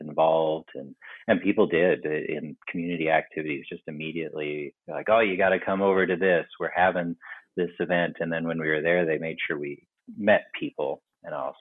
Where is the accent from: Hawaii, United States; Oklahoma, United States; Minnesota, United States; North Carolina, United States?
Oklahoma, United States; Tulsa; moved away as an adult; also born or lived in Colorado / Des Moines, Iowa; now in Lohrville, United States; we moved to Tulsa, Oklahoma for the remainder of it